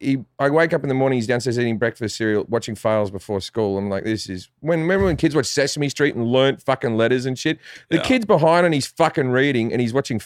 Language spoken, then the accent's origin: English; Australia; moved away as an adult; also born or lived in England; now in Los Angeles, United States; Growing up in Australia is funny. Like, I love Australia. I still call Australia home. And, you know, I go back at least once a year for a month.